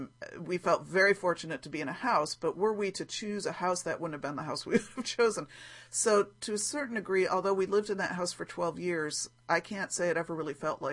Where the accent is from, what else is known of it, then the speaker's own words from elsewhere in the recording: Ohio, United States; I'm going to make an Ohio Star block because I grew up in Ohio, where my grandmother's house was in Ohio, and we used to visit.